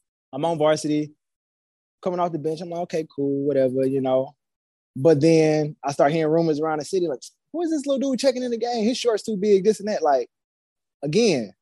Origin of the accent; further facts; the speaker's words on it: St. Louis, Missouri, United States; I'm from St. Louis